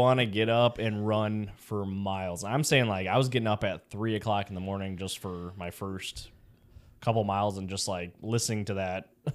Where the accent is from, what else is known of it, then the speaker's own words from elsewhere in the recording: Chicago, Illinois, United States; now in Florida, United States; I'm from Chicago